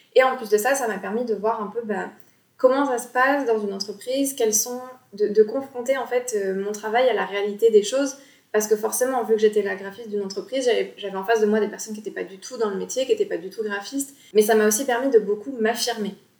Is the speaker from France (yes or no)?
yes; Bordeaux, Nouvelle-Aquitaine, France; j'ai 26 ans et je suis bordelaise